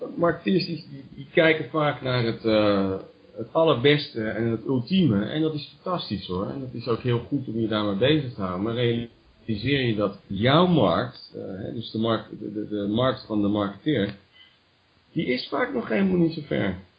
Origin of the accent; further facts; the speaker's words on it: Rotterdam, South Holland, Netherlands; moved away; ik ben ook geboren in Delfthaven